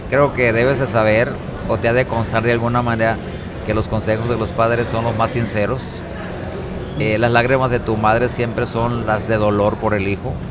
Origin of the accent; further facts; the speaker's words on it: Rosamorada, Nayarit, Mexico; porque gente que venimos de un rancho como es mi pueblo Rosa Morada, pues a veces ni nos imaginamos eh, hasta dónde puede llegar nuestro mensaje